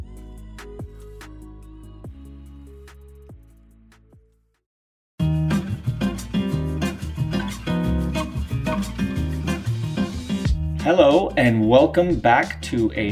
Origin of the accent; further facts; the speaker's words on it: Colorado, United States; moved away; my home state of Colorado